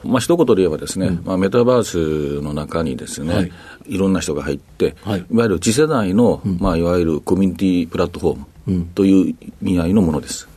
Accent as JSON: {"language": "Japanese", "region": "Ehime", "country": "Japan", "tie": "born or raised there", "also_born_or_lived": "Osaka", "moved": "yes", "said": "愛媛県です"}